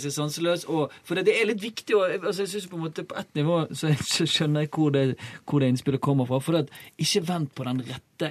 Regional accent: Bergen, Vestland, Norway; jeg er bergenser

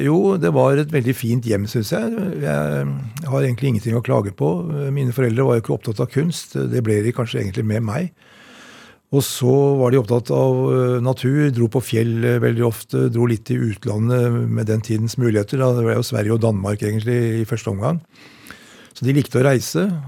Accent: Oppegård, Akershus, Norway; also born or lived in Elverum / Asker; jeg vokste opp i Oppegård eh, kommune, på Greverud nærmere bestemt.

